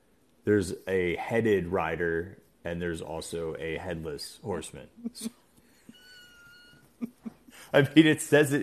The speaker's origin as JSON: {"language": "English", "region": "New Jersey", "country": "United States", "said": "I'm from New Jersey and we had Surreys all the time on our boardwalks."}